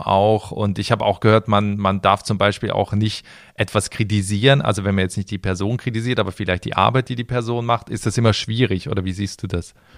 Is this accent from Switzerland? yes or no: yes; Switzerland; in mein Heimatland, in die Schweiz